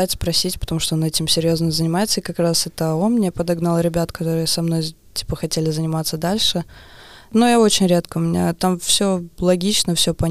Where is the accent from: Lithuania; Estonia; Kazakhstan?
Estonia; Narva, Ida-Viru County; now in Tallinn, Estonia; Не, я из Нарвы. Из Нарвы. Но я уже лет 15 живу в Таллине.